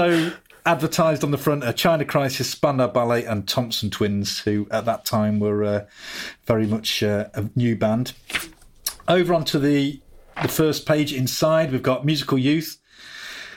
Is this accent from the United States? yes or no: no; Solihull, West Midlands, United Kingdom; I grew up in Solihull, just on the outskirts of Birmingham